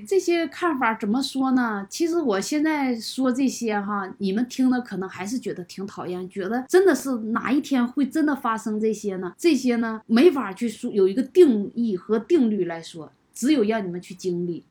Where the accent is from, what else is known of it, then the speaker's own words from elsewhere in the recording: Northeast China, China; moved away as an adult; now in Kunming, China; 我从我们老家最东北的地方走到了最西南端